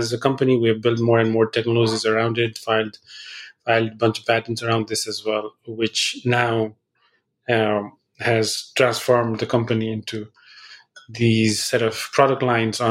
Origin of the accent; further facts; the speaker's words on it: Nepal; moved away; I grew up in Nepal, so I speak Nepali as well.